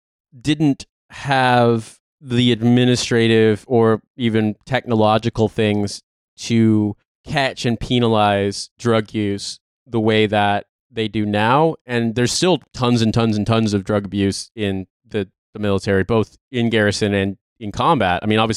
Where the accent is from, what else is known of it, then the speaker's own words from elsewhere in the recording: Midwest, United States; moved away; But I'm from the Midwest